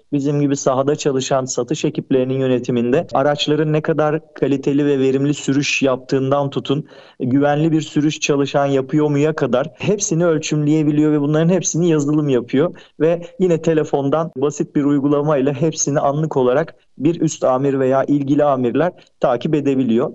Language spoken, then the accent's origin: Turkish; Turkey; biz özellikle Türkiye'de yaşayan bir toplum olduğumuz için kültürümüz gereği Akdeniz insanı olarak adlandırıldığımız için